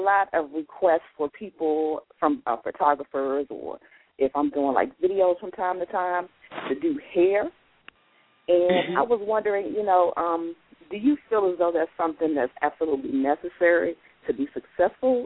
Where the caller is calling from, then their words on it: Raleigh, North Carolina, United States; I am calling from Raleigh, North Carolina